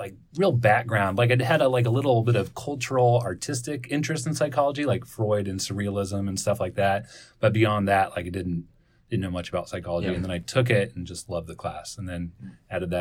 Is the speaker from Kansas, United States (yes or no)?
yes; Salina, Kansas, United States; also born or lived in Prairie Village, Kansas; I grew up in Salina, Kansas, moved to Prairie Village, went to the Harvard of Public Schools, which was Shy Missionese